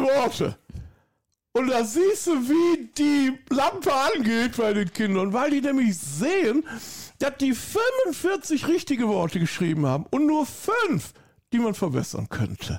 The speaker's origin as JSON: {"language": "German", "town": "Hückeswagen", "region": "North Rhine-Westphalia", "country": "Germany", "tie": "born or raised there", "accent": "Rhineland", "moved": "yes", "lives_now": "Austria", "said": "ursprünglich bin ich Bergischer Jung. Ich komme aus der Nähe von Köln"}